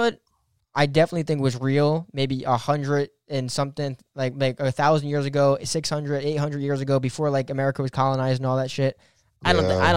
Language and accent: English; New Jersey, United States; we're from New Jersey